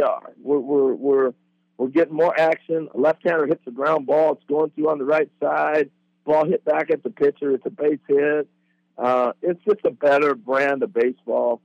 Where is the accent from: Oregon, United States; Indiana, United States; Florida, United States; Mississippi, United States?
Oregon, United States; Corvallis; growing up in Corvallis